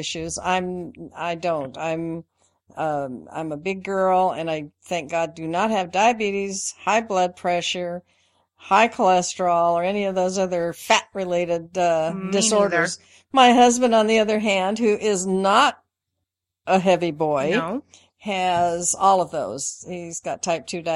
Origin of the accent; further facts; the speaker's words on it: Spokane, Washington, United States; I grew up in Spokane. Well, actually in Washington State, most of my life from the time I was about 5